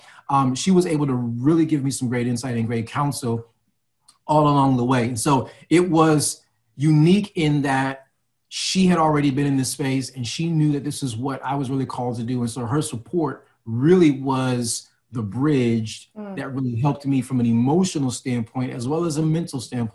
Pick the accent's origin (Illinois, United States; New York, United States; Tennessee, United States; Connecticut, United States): Illinois, United States; Chicago; now in New Jersey, United States; Born and raised in Chicago, lived in a few different states, landed in Jersey.